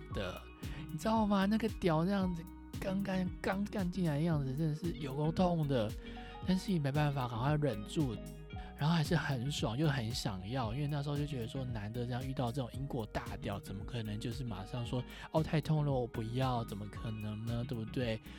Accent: Taiwan; 我就是一个土生土长的台湾人，我又不是英国人

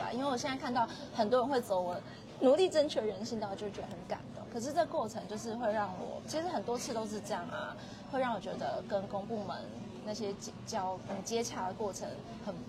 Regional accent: Taiwan; 我们台湾人很常走的，就是一定都会有被车刷卡的经验啊

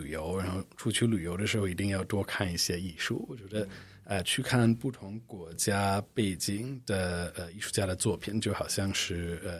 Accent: United States; Chinese is a second language; also born or lived in Shanghai / Hong Kong; now in Taipei, Taiwan; 我是美国人

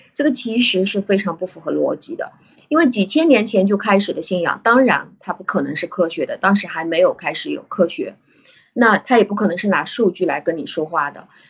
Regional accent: China; 我中国人

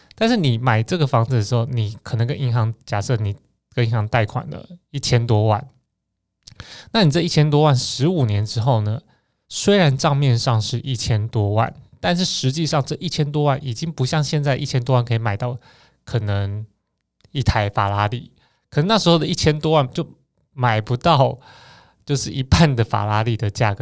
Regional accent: Taiwan; 我们台湾人这个小国家

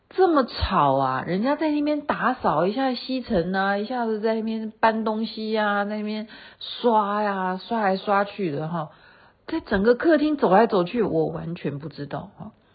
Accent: Taiwan; 我是台湾来的，我也是制作人

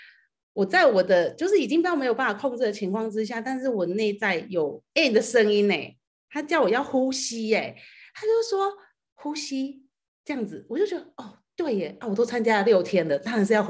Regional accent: Taiwan; 然后呃，我来自台湾，

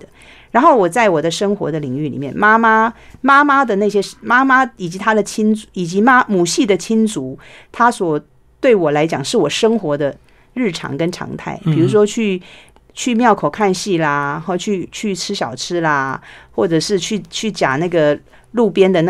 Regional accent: Taiwan; first language Taiwanese Hokkien; 我小时候讲台语被罚钱的时候，我会觉得为什么这样子？

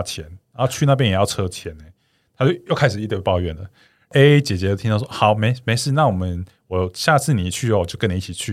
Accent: Changhua County, Taiwan; 我们彰化那边的一个民间习俗

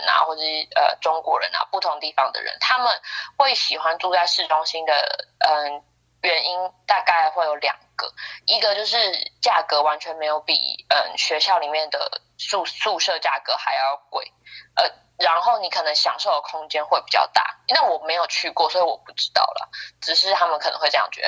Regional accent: Taiwan; moved away as an adult; now in United Kingdom; 我从台湾来

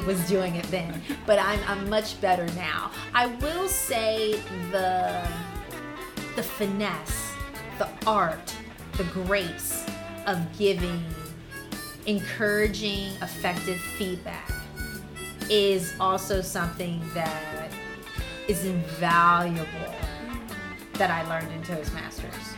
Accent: Philadelphia, Pennsylvania, United States; moved away as an adult; now in Taiwan; I'm from the suburbs of Philadelphia and I came to Taiwan 16 years ago

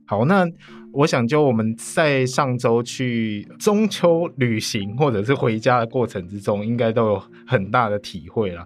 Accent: Tainan, Taiwan; moved away; 老家台南的话，可能有沙仁线，就是台铁来协助接驳

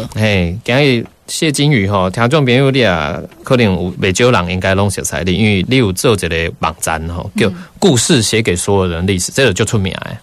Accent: Taiwan; 我们台湾人好像比较没有历史感

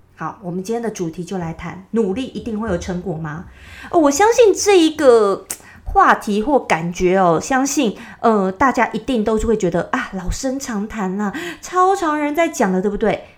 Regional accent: Taipei, Taiwan; accent: Taiwanese Mandarin; 我在台北市长大的，所以呢，我讲的国语就是比较，呃，字正腔圆型的

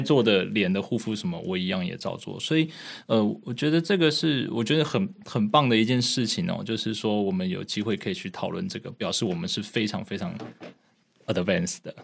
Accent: Taipei, Taiwan; 我是台湾人嘛，然后我在台北长大

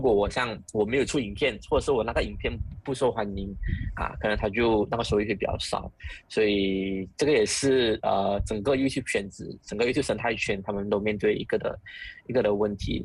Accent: Malaysia; 我们马来西亚人，从小到大我们都知道什么是土著特权

